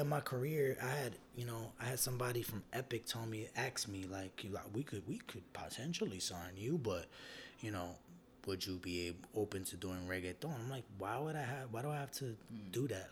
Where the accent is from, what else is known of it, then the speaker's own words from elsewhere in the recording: New York City, New York, United States; I'm from Brooklyn